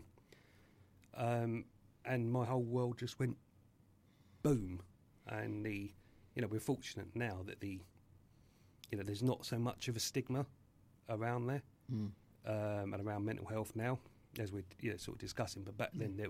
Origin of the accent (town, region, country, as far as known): Tunbridge Wells, South East England, United Kingdom; born or raised there; also born or lived in Catford, London